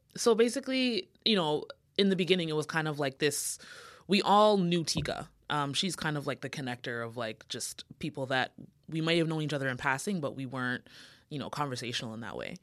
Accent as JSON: {"language": "English", "country": "Canada", "also_born_or_lived": "Jamaica (ancestry)", "said": "I'm Canadian, like, of Jamaican descent"}